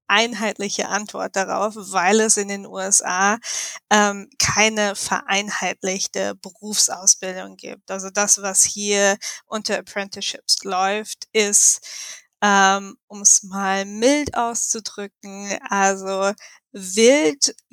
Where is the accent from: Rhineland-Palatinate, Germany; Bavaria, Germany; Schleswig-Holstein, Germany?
Rhineland-Palatinate, Germany; Mainz; moved away as an adult; now in Chicago, United States; Ich ähm, wohne in Chicago schon seit mittlerweile jetzt ziemlich genau vier Jahre. Ich bin mit meinem Mann hier hingezogen, ähm, komme ursprünglich aus Mainz